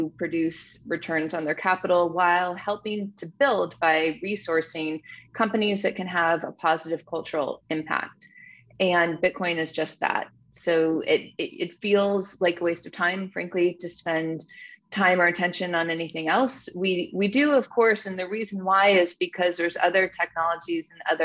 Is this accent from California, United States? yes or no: yes; Silicon Valley, Bay Area, California, United States; I grew up in Silicon Valley